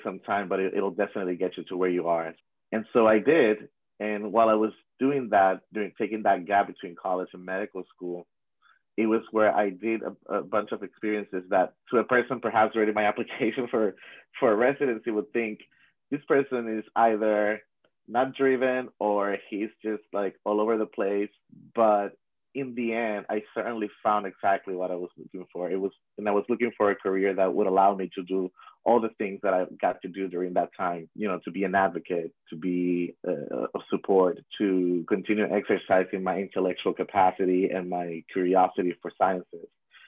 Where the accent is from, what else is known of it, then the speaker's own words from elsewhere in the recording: Puerto Rico; I am from Puerto Rico, born and raised